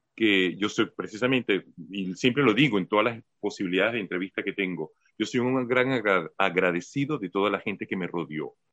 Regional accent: Caracas, Capital District, Venezuela; moved away; yo vengo formado de Caracas

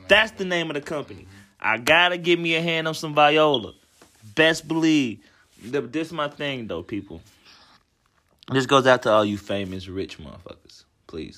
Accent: Cincinnati, Ohio, United States; grew up Cincinnati

